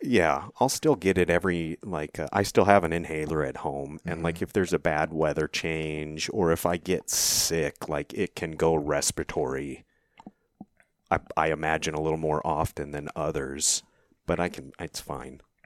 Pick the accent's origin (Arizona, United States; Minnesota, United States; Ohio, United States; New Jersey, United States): Arizona, United States; Cave Creek; I was born and raised in Cave Creek, uh, Arizona